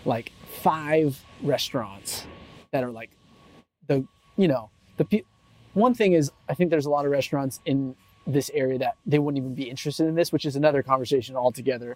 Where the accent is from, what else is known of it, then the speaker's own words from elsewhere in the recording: Central Valley, Northern California, United States; I come from the Central Valley of Northern California. It's a farm town.